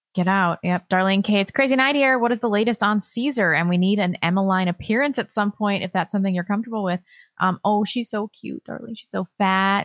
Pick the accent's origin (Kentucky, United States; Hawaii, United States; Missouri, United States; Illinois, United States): Missouri, United States; St. Louis; I grew up in Saint Louis